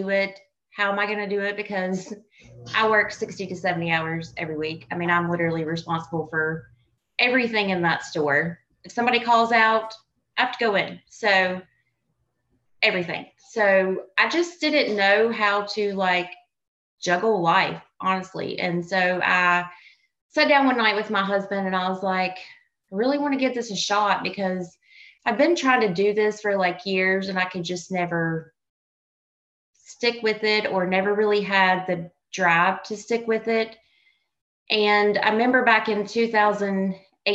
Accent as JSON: {"language": "English", "region": "North Carolina", "country": "United States", "tie": "born or raised there", "said": "born and raised in North Carolina. So that's southern part"}